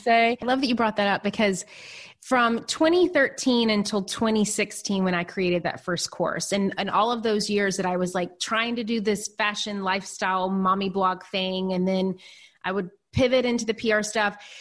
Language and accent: English; Nashville, Tennessee, United States; moved away as an adult; also born or lived in New York City; I'm originally from a really small town in Tennessee, and then I grew up in Nashville